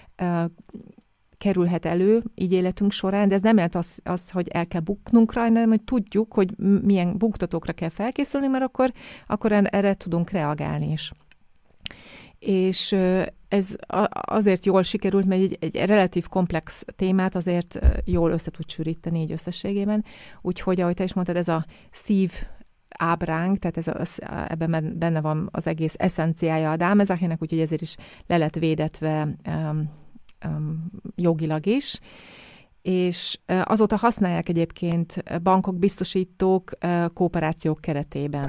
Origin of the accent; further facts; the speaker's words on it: Hungary; moved away as an adult; also born or lived in Vienna, Austria; én is Magyarországon a átlagos magyar körülmények között nőttem fel